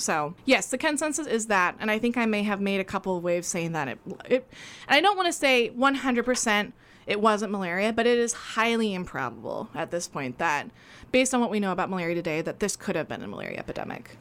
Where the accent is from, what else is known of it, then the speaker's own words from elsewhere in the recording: Oregon, United States; I was born in Oregon, raised in Oregon